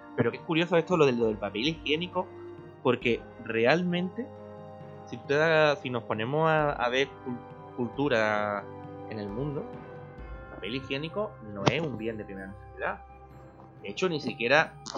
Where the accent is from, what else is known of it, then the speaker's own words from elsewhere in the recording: Spain; porque soy español